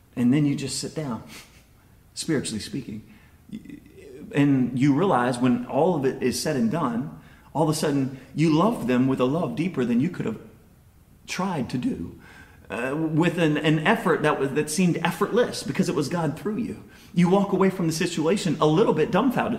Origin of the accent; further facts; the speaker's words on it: United States; first language English; we're American